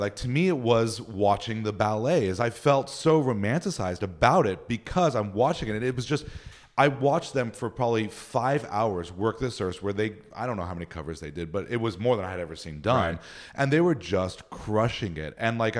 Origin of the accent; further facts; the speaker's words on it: Upland, California, United States; In Upland, California.